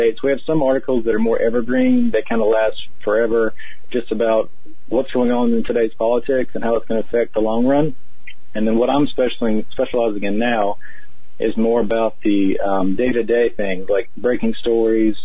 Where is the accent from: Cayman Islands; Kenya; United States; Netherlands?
United States; North Carolina; moved away as an adult; also born or lived in Oregon / California; I grew up in North Carolina